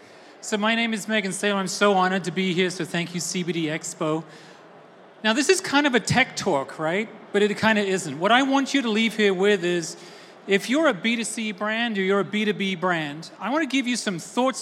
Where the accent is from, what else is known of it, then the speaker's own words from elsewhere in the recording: Austin, Texas, United States; I, as you can tell from my boots, are from Austin, Texas. You may not tell that from my accent, but I am from Austin, Texas.